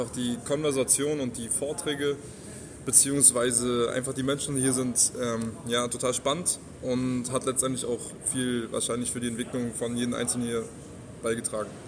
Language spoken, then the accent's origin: German; Berlin, Germany; Genau, also wir kommen aus Berlin.